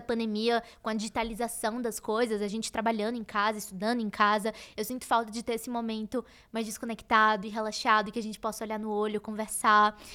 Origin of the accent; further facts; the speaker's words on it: Salvador, Bahia, Brazil; eu sou de Salvador, então é, nossa, anos atrás seria muito difícil eu ter um acesso nacional na moda morando em Salvador